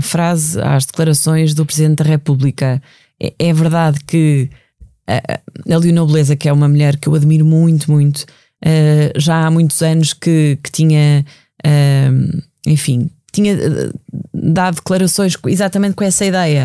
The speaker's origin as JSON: {"language": "Portuguese", "region": "Leiria District", "country": "Portugal", "said": "na minha terra, que, que foi dizimada o, o incêndio no, no Pinhal de Leiria"}